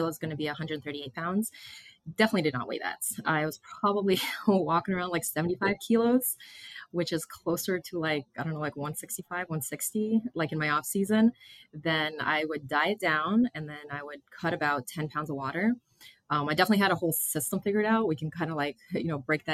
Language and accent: English; Massachusetts, United States; moved away as an adult; I grew up in Massachusetts.